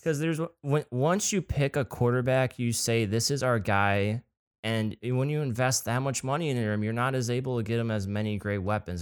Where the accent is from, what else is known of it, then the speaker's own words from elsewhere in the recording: United States; accent: country; with my very country strong accent